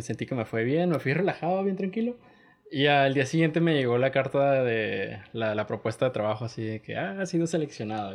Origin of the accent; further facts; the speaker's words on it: Tijuana, Baja California, Mexico; somos de Tijuana, Baja California